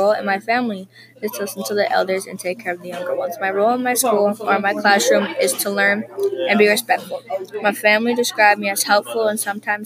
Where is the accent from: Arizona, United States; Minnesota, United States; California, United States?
Minnesota, United States; St. Paul; I'm from St. Paul, Minnesota. I live in St. Paul, Minnesota